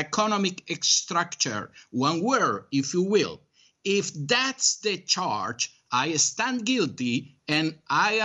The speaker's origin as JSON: {"language": "English", "country": "Spain", "tie": "born or raised there", "moved": "as an adult", "lives_now": "Miami, United States", "said": "I was born and bred in Spain, but right now I'm American"}